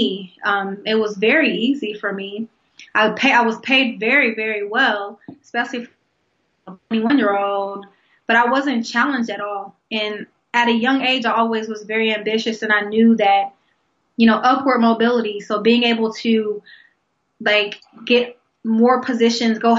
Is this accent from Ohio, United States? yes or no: yes; Columbus, Ohio, United States; born and raised in Columbus, Ohio, and actually that's where I live now.